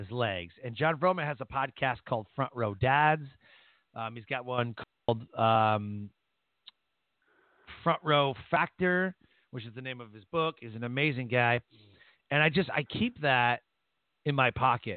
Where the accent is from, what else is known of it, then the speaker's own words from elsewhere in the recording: Detroit, Michigan, United States; we're both from Detroit.